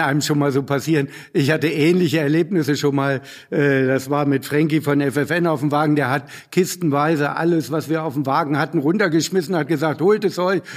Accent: Hanover, Lower Saxony, Germany; als Hannoveraner

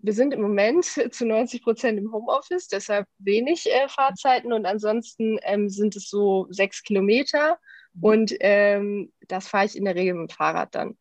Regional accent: Düsseldorf, North Rhine-Westphalia, Germany; lebe in Düsseldorf, bin auch hier geboren

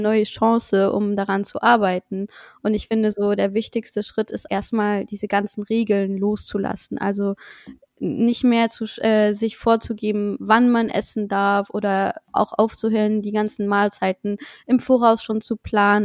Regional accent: Luxembourg; moved away as an adult; now in Cologne, Germany; ich komme ursprünglich aus Luxemburg, wie vielleicht schon einige wissen, und wohne aber mittlerweile seit zweieinhalb Jahren in Köln

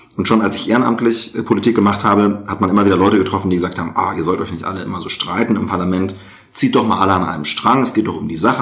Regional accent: rural Lower Saxony, Germany; in Niedersachsen auf dem Land, ja, wo ich herkomme äh, ursprünglich, jetzt wohne ich in einer Stadt mit 100.000 Einwohnern

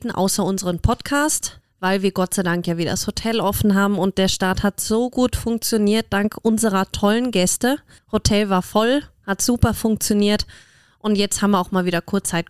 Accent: Germany; die kenne sogar ich als Deutsche.

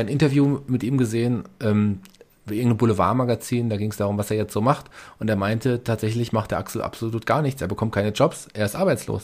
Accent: Germany; bei uns in Deutschland

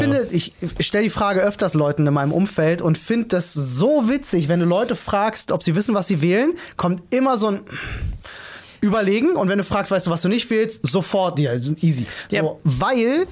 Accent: Berlin, Germany; ich bin auf eine relativ schwierige Schule in Neukölln gegangen

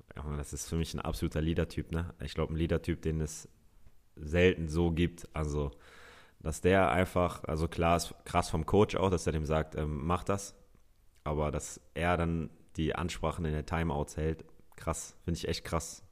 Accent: Hamburg, Germany; Ich bin Hamburger Jung

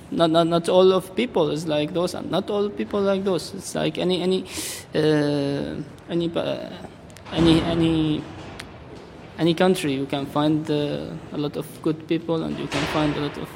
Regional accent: Damascus, Damascus Governorate, Syria; English is a second language; moved away as an adult; now in Berlin, Germany; I am uh, from Syria. I'm uh, 26 years old now. Uh, I came from Damascus uh, since uh, three months. I studied accounting in Damascus University, and I'm a graduate now.

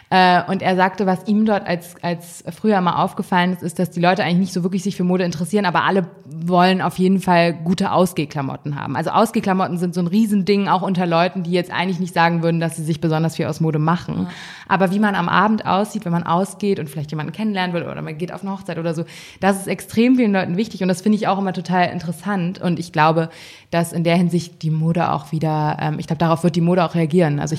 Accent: Hamburg, Germany; Also ich finde, Berlin ist schon eine sehr freie Stadt und ich komme ja aus Hamburg, ähm, wo man schon mal ein bisschen komisch angeguckt wird

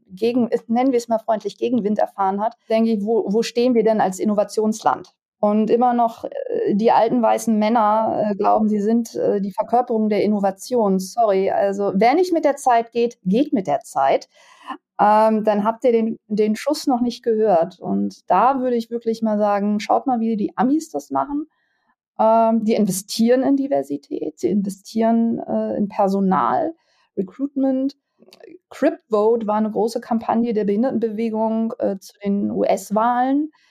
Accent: Lower Saxony, Germany; bei uns in Niedersachsen

